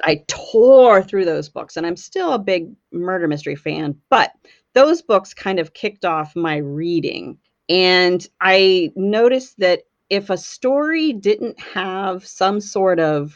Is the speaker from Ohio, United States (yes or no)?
no; right outside Pittsburgh, West Virginia, United States; also born or lived in Los Angeles / Cleveland / Amish country, Pennsylvania; now in Pennsylvania, United States; I grew up in West Virginia, right outside Pittsburgh, Pennsylvania.